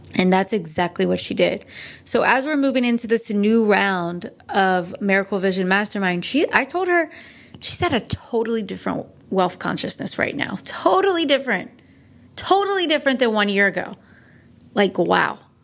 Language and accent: English; Northeast, United States; now in California, United States; I'm from the Northeast.